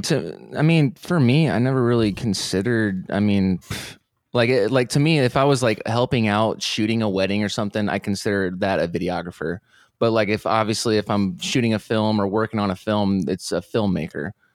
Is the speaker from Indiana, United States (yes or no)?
yes; Fort Wayne, Indiana, United States; moved away as an adult; now in Austin, United States; I'm originally from Fort Wayne